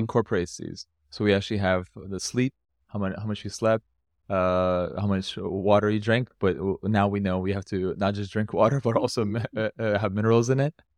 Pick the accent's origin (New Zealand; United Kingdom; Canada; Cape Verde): Canada; moved away; I've come from North America, I grew up in Canada